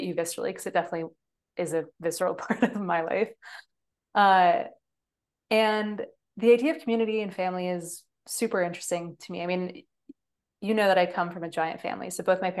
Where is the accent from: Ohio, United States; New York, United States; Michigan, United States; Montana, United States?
Michigan, United States; growing up in Michigan, like I had no choice besides going to University of Michigan